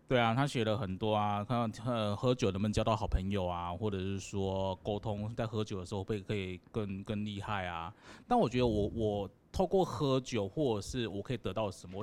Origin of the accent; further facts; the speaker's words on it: Taiwan; 我们台湾人很，很团结